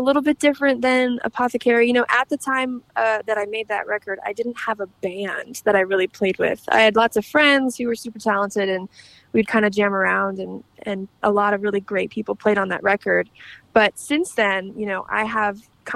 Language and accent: English; Michigan, United States; we were driving home from Nashville to Michigan